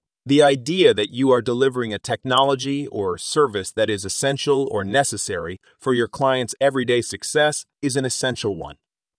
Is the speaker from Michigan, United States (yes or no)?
no; Texas, United States; we hail from the Texas backcountry.